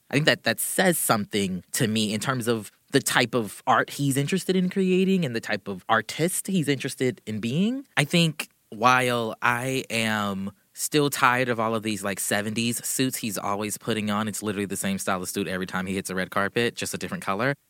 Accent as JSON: {"language": "English", "town": "Charleston", "region": "South Carolina", "country": "United States", "said": "I'm from Charleston, South Carolina"}